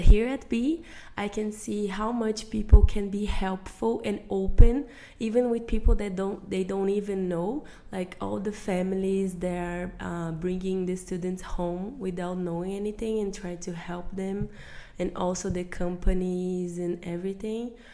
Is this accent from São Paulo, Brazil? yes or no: no; Curitiba, Paraná, Brazil; I was I am born and raised in Curitiba which is the, the city of the south of Brazil.